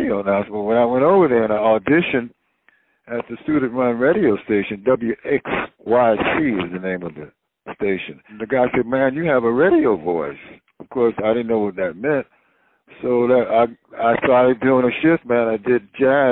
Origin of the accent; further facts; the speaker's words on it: Wilmington, North Carolina, United States; also born or lived in Chapel Hill, North Carolina; I was born in Wilmington, North Carolina, and it's a seaport city